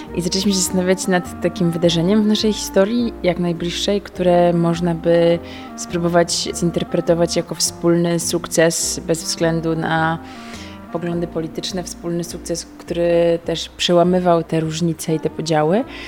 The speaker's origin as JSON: {"language": "Polish", "town": "Gdańsk", "region": "Pomeranian Voivodeship", "country": "Poland", "tie": "born or raised there", "said": "No ja też jestem stąd... Y, z Gdańska, tu się urodziłam, tu się wychowałam"}